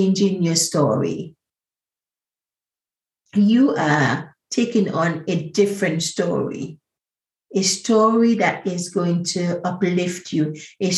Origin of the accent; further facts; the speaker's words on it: Grenada; I'm the original Spice Girl from Grenada, because I grew up on the Spice Island.